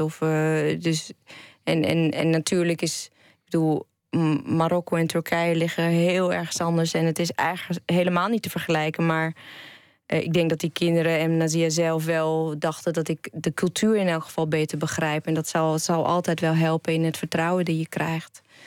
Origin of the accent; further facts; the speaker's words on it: Enschede, Overijssel, Netherlands; ik ben een eh, tukker. Want ik ben geboor, geboren en getogen in Enschede.